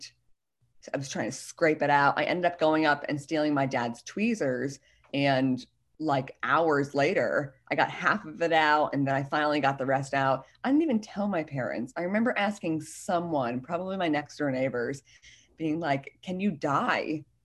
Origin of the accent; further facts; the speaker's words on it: outside Philadelphia, Pennsylvania, United States; Outside Philadelphia